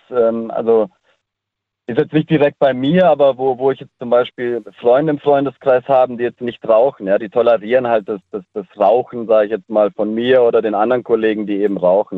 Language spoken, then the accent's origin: German; Ländle, Baden-Württemberg, Germany; bei uns im Ländle